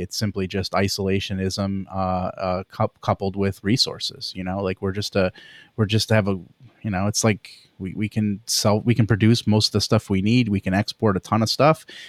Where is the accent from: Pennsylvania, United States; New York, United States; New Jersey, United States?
Pennsylvania, United States; I grew up in Pennsylvania